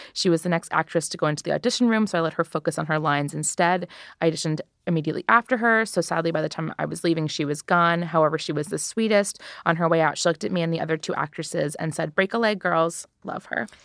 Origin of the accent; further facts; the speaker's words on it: United States; I'm an American girl.